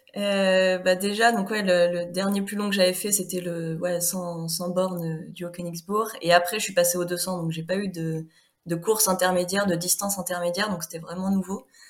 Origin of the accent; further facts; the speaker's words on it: Normandy, France; moved away as an adult; now in Haute-Savoie, France; je suis originaire de Normandie